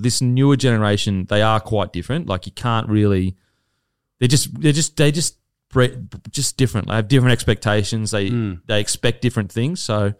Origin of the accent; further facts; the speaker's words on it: Gold Coast, Queensland, Australia; I'm from the Gold Coast, but Brisbane was a side that everyone loved growing up.